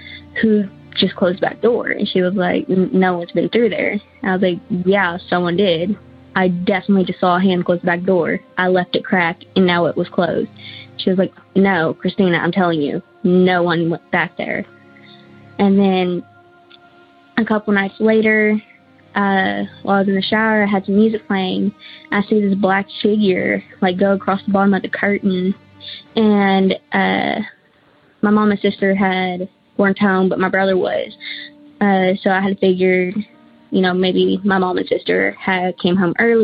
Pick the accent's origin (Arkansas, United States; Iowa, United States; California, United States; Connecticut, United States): Arkansas, United States; Searcy; I'm from the Searcy area of Arkansas